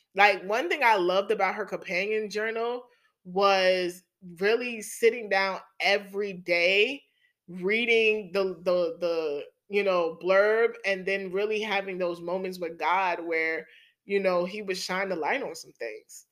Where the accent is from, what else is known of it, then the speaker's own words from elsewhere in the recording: New York City, New York, United States; accent: New York; my hometown, New York City